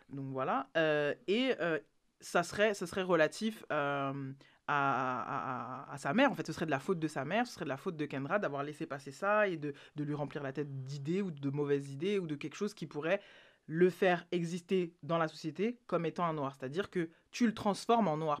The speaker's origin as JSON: {"language": "French", "country": "France", "said": "qu'on est français"}